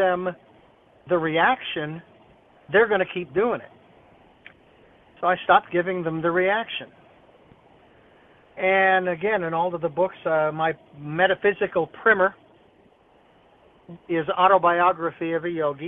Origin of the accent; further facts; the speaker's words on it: Phoenix, Arizona, United States; moved away as an adult; now in Santa Barbara, United States; Phoenix College, my hometown where I was born and raised